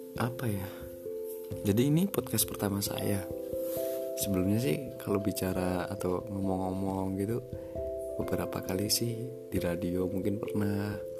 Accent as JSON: {"language": "Indonesian", "town": "Temanggung", "region": "Central Java", "country": "Indonesia", "tie": "born or raised there", "said": "aku asli dari Temanggung"}